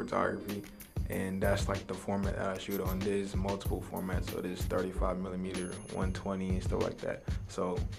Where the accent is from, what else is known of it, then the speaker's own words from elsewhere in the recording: Marietta, Georgia, United States; also born or lived in Long Island, New York; I was raised in Marietta, so pretty much, you know, Cobb County